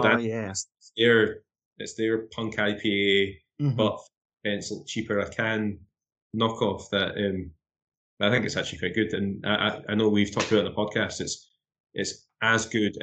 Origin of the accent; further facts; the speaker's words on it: Dunfermline, Scotland, United Kingdom; growing up in Dunfermline, before it was a haberdashery, it was called the Watering Hole